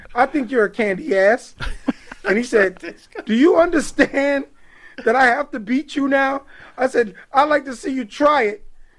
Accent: Long Island, New York, United States; I grew up right here on Long Island.

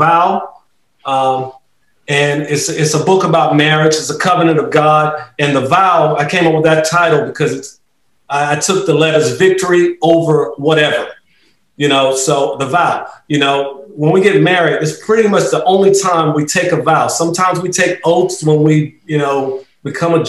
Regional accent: Rocky Mount, North Carolina, United States; also born or lived in Raleigh, North Carolina; I'm right in Raleigh, born and bred in Rocky Mount, North Carolina.

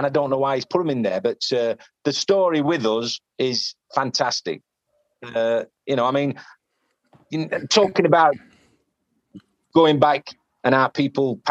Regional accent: Yorkshire and the Humber, United Kingdom; accent: Yorkshire; my Yorkshire accent

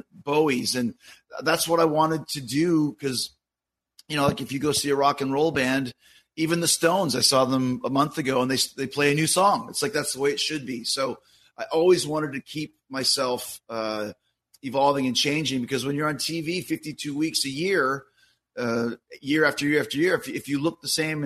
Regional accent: Winnipeg, Manitoba, Canada; I grew up in Winnipeg

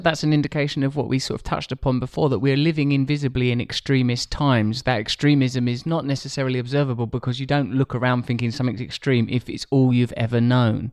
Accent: Essex, East of England, United Kingdom; I grew up in a pretty ordinary community, uh, a place called Essex

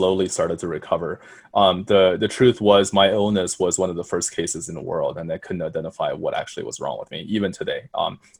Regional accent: Colorado, United States; also born or lived in China; I'm from Colorado

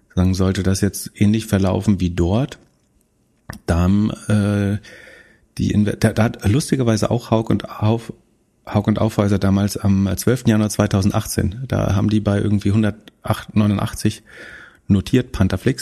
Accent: Greifswald, Mecklenburg-Vorpommern, Germany; in meiner Heimatstadt

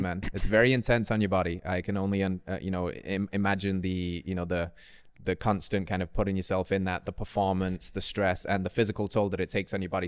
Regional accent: Tennessee, United States; my home state, Tennessee

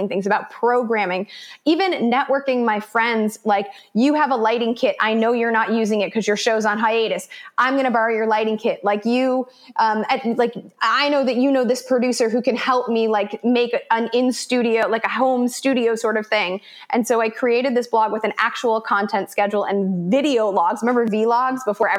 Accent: Chicago, Illinois, United States; moved away as an adult; also born or lived in South America; now in Los Angeles, United States; I grew up in Chicago, went to college out east, came out to LA to work as an actress

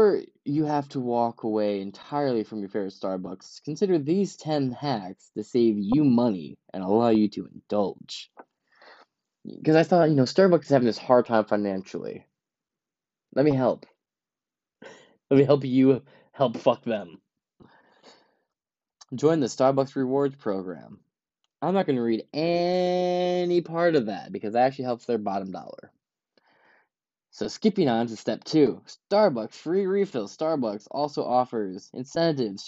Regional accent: Ypsilanti, Michigan, United States; I'm from Ipsy

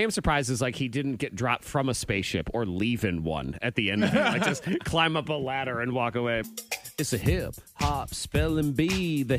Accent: New England, United States; now in Southwest Virginia, United States; I grew up in New England.

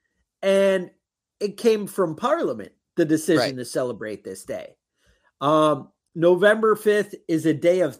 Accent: United States; we're American.

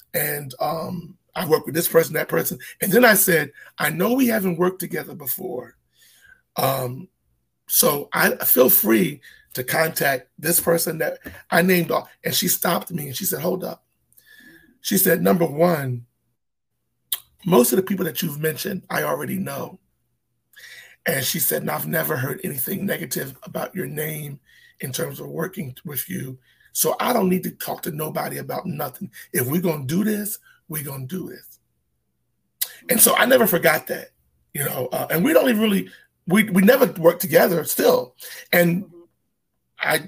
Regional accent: United States; I am an American.

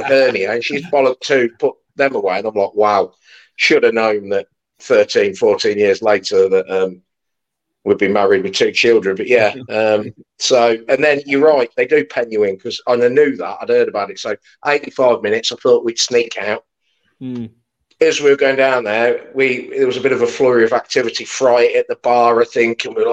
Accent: Leicestershire, East Midlands, United Kingdom; We're both from Leicestershire

